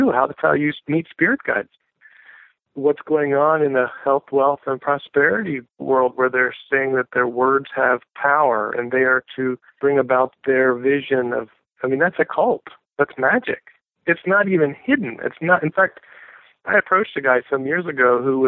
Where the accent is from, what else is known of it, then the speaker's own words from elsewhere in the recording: United States; I say this as an American